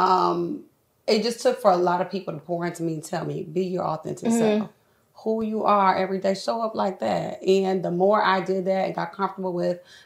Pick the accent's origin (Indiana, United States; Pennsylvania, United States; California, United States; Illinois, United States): Indiana, United States; Fort Wayne; moved away as an adult; now in Indianapolis, United States; I'm from Fort Wayne